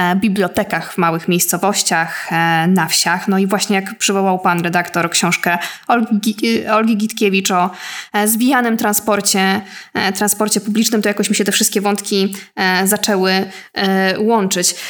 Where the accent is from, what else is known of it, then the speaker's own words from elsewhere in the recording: Łódź, Łódź Voivodeship, Poland; ja jestem z Łodzi